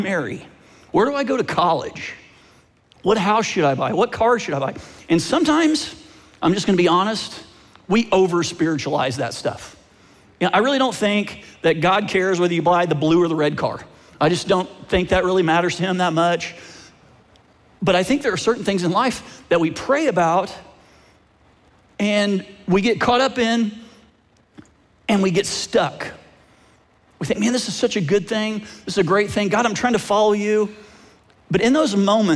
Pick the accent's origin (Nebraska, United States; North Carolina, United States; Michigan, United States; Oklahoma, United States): Oklahoma, United States; now in Phoenix, United States; I actually grew up in Oklahoma, and I'm a Sooners fan, but I live in Phoenix now